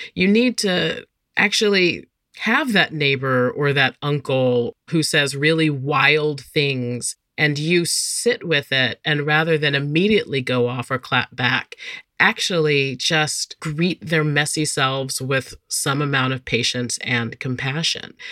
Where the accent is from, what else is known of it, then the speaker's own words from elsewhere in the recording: North Carolina, United States; my home state of North Carolina